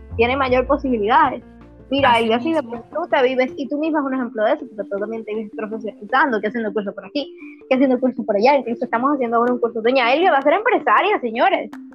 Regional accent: Santiago de los Caballeros, Santiago, Dominican Republic; yo nací en Santiago, soy de la ciudad Corazón

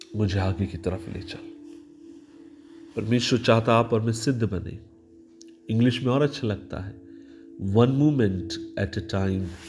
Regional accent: Maharashtra, India; मैं महाराष्ट्र से आता हूँ

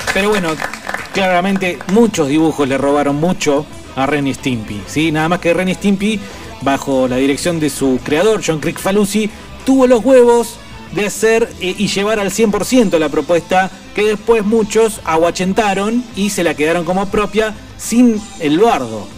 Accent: Buenos Aires, Argentina; creciendo en la capital, en Buenos Aires

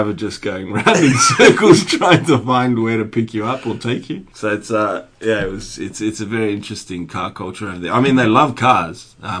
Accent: Australia; moved away as an adult; also born or lived in Singapore; now in Hong Kong; I'm from Australia. But I live in Asia.

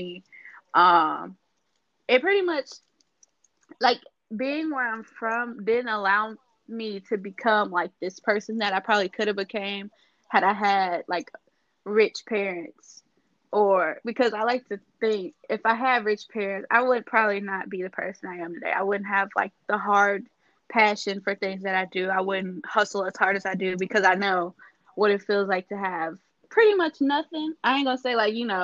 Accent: Ullin, Illinois, United States; moved away as an adult; also born or lived in Washington, D.C. / Greensboro, North Carolina; the town is called Ullin, Illinois. It's spelled Ullin. It's at the very southern tip of Illinois

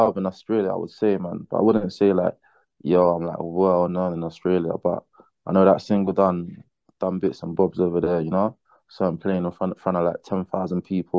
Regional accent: London, United Kingdom; I was born in UK, London to be precise. London, I would say, is where I got my influence

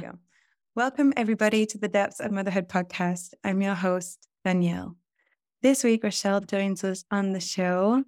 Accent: United Kingdom; also born or lived in Costa Rica; I'm in the U K, and coming back to my hometown

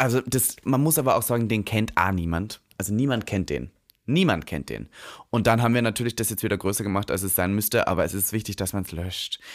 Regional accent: Leonding, Upper Austria, Austria; moved away; ich komme ja vom Dorf aus Linz

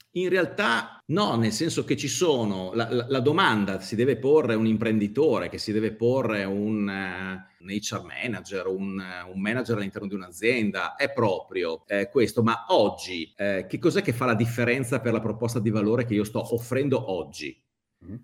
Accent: Udine, Friuli-Venezia Giulia, Italy; Sono di Udine, eh, lavoro eh, almeno due giorni a settimana a Milano

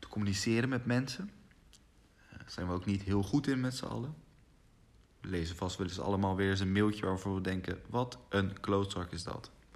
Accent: Rotterdam, South Holland, Netherlands; Ik ben opgegroeid in Rotterdam

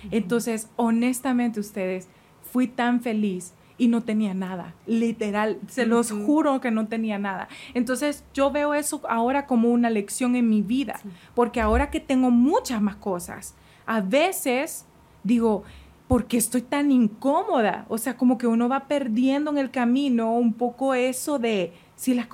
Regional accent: Honduras; moved away as an adult; now in Mexico; Y cuando nosotros nos fuimos de Honduras, nos fuimos a vivir a México.

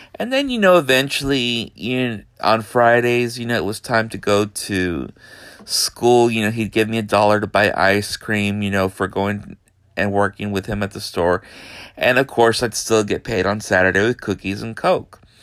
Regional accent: Brownsville, Texas, United States; also born or lived in Houston, Texas / San Antonio, Texas / Austin, Texas; I grew up in Brownsville, Texas, most of my life

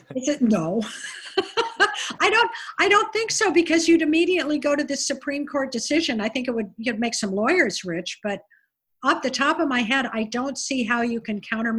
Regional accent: California, United States; now in Maui, United States; I grew up in California

